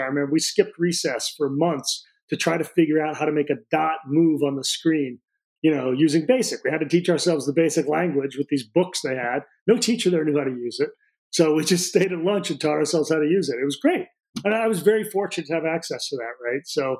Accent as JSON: {"language": "English", "town": "Peoria", "region": "Illinois", "country": "United States", "tie": "born there", "said": "The easiest way to describe it is the city I was born in Illinois is called Peoria."}